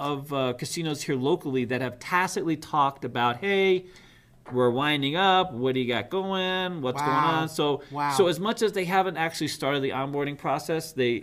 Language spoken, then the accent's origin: English; United States; also born or lived in New York City, United States / Boston, United States; I grew up in New York City, Boston